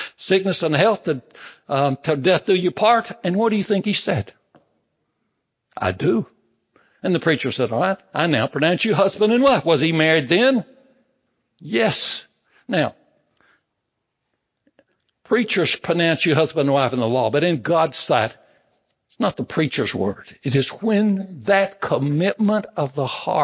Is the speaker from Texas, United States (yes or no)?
yes; Big Spring, Texas, United States; I was born out in Big Spring, Texas